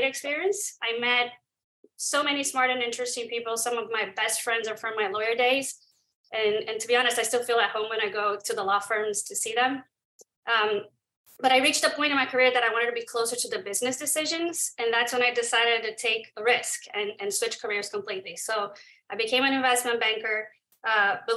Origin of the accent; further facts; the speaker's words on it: Brazil; moved away as an adult; also born or lived in New York / Silicon Valley; I'm from Brazil.